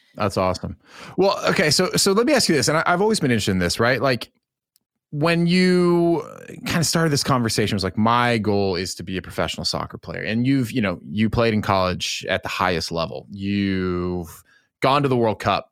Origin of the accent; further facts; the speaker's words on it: Pacific Northwest, United States; I grew up in the Pacific Northwest